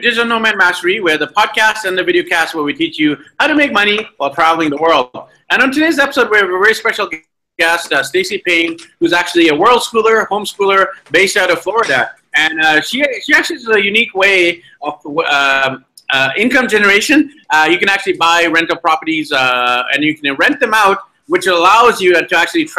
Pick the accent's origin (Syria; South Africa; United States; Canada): Canada; Vancouver, British Columbia; moved away; I'm from Vancouver, BC, Canada, but here we are in Medellin, Colombia, traveling around with with my wife and three kids